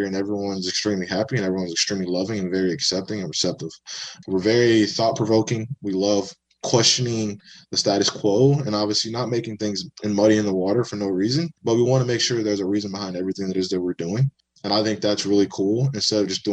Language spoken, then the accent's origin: English; Baton Rouge, Louisiana, United States; moved away as an adult; also born or lived in New Orleans, Louisiana / Western Massachusetts / Kansas / Florida; So home for me is Baton Rouge, Louisiana. I grew up there. I was raised there. I was born there